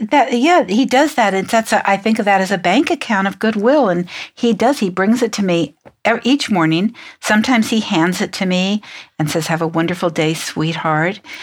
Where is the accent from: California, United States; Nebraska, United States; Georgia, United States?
California, United States; San Francisco; I'm from San Francisco.